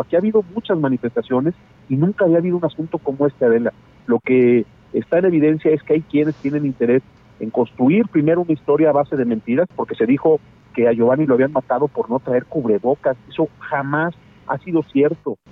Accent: Mexico; Yo soy uno de los mexicanos

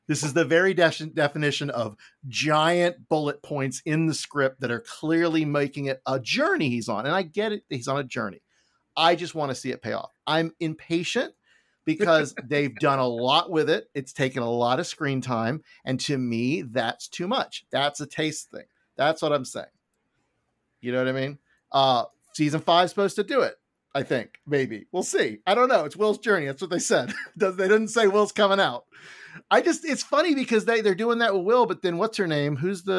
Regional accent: Florida, United States; middle of nowhere, Florida.

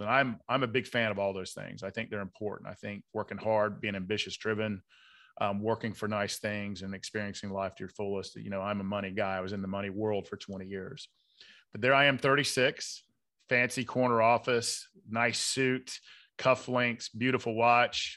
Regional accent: Atlanta, Georgia, United States; I grew up in South Side of Atlanta, good blue collar, hardworking part of town

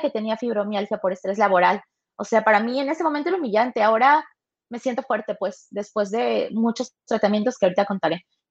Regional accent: Tuxtepec, Oaxaca, Mexico; moved away; yo soy de Oaxaca, Tuxtepec, Oaxaca, orgullosamente

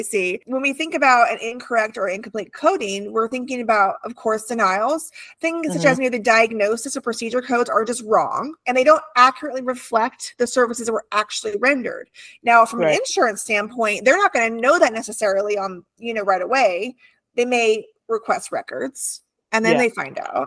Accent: California, United States; moved away; I grew up in California, different kind of heat. I had the beach near me

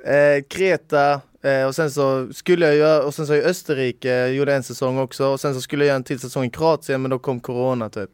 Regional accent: Sweden; jag är helt svensk, eller min farfar är polack

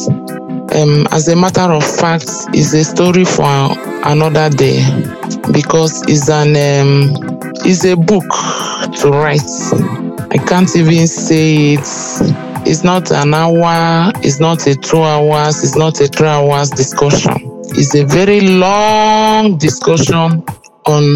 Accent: Enugu State, Nigeria; I hail from Enugu State

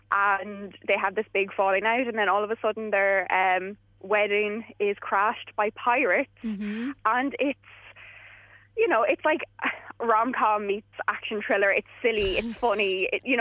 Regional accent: England, United Kingdom; this is kind of one of the first ones that I've seen being English

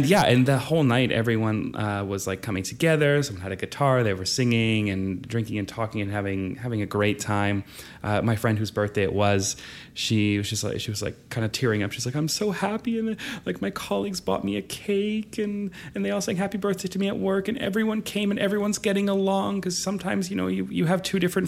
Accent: Canada; moved away as an adult; now in Moscow, Russia; I'm a Canadian

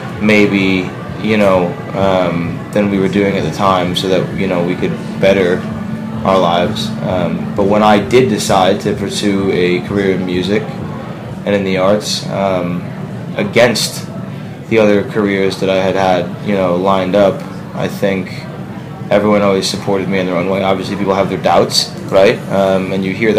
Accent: Ridgewood, New Jersey, United States; born or raised there

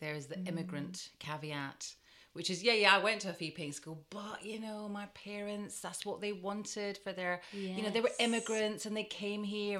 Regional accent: Glasgow, Scotland, United Kingdom; because I'm from Glasgow, a lot of people are like, well, you're not posh because you're from Glasgow.

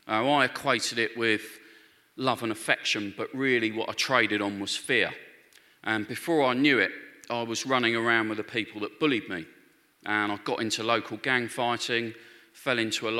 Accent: London, United Kingdom; I grew up in Northwest London. My family were Catholic, so I went to church from a very early age

